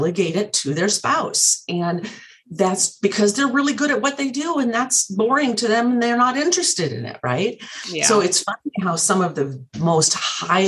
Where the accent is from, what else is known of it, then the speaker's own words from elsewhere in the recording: Montana, United States; moved away; I grew up in Montana